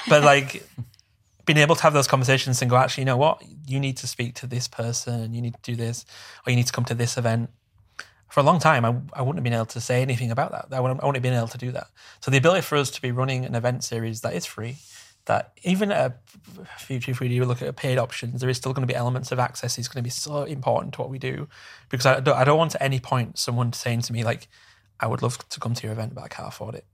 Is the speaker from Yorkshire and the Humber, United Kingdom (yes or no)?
yes; Bradford, Yorkshire and the Humber, United Kingdom; I come from a very working class background, and, and in a smaller town, I'm from Bradford